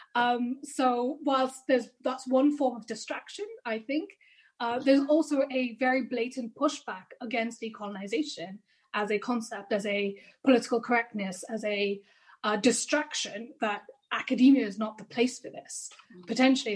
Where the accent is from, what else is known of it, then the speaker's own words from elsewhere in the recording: India; I'm Indian